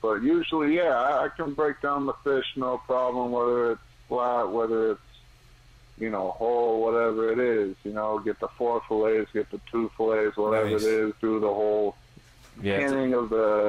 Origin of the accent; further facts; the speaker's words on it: New York, United States; moved away as an adult; also born or lived in Boston; now in Connecticut, United States; I'm from New York. I've done work up in Boston. I'm living in Connecticut now.